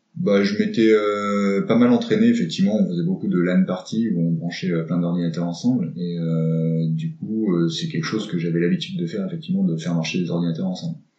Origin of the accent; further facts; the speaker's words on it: Grenoble, Auvergne-Rhône-Alpes, France; je suis grenoblois, donc je vis euh, dans Grenoble même